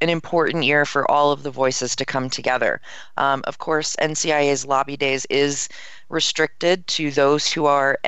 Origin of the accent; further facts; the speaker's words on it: Maryland, United States; I'm from Maryland